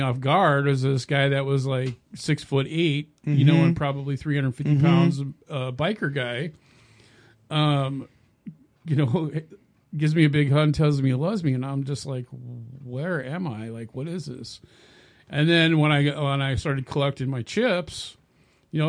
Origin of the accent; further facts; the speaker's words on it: California, United States; moved away as an adult; also born or lived in Minnesota; I'm actually from California